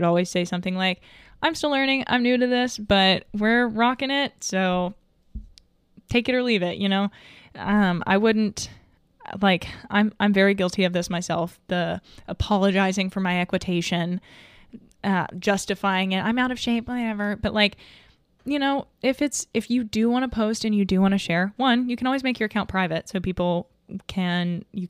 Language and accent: English; the South, United States; other than I was raised in the South and you're just like, as a general rule, not supposed to.